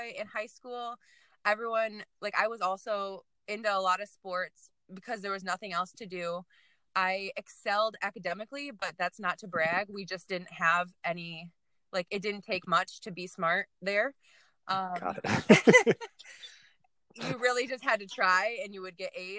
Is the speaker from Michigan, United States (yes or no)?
yes; Paris, Michigan, United States; I'm from Paris, Michigan. It's where I grew up